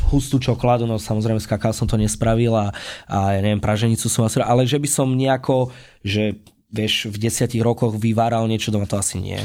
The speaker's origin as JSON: {"language": "Slovak", "town": "Spišská Nová Ves", "region": "Košice Region", "country": "Slovakia", "said": "ja pochádzam zo Spiskej Novej Vsi"}